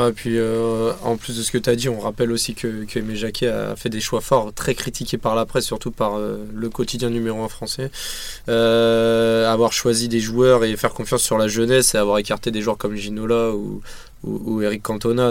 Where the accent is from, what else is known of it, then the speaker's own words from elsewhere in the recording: France; en tant que français